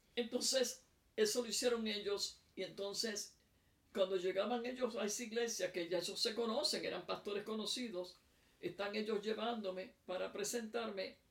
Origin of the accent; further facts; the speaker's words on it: Puerto Rico; now in South Africa; yo soy de Puerto Rico, pero vivo en Sudáfrica.